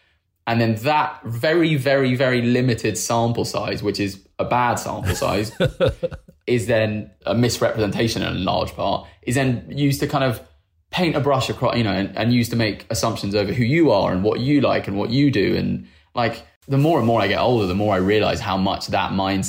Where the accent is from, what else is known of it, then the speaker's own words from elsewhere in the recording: United Kingdom; as a British Asian in the UK.